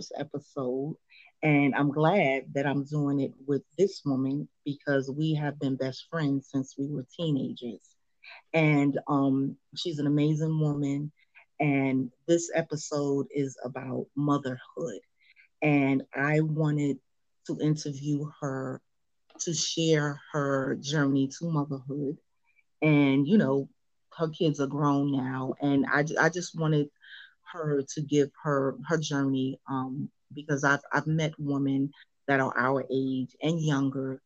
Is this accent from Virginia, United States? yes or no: no; New York City, New York, United States; also born or lived in Harlem / Coney Island, Brooklyn; I grew up in Harlem, and, you know, we moved to Coney Island in 1980